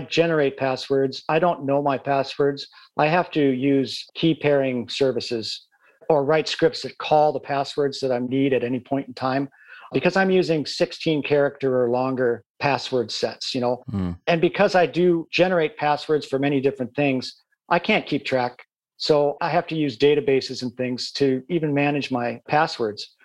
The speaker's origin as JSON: {"language": "English", "region": "Midwest", "country": "United States", "tie": "born or raised there", "moved": "yes", "lives_now": "United Kingdom", "said": "I come from the Midwest and you know, I grew up in areas where you didn't lock your doors"}